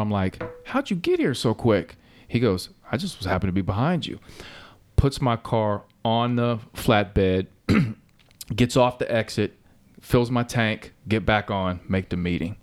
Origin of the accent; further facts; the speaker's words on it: Cincinnati, Ohio, United States; when I was growing up, I grew up playing on Reading Road